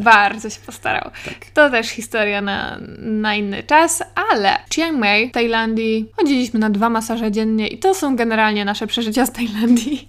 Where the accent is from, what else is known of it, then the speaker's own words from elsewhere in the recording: Katowice, Silesian Voivodeship, Poland; ja jestem, słuchajcie, z Katowic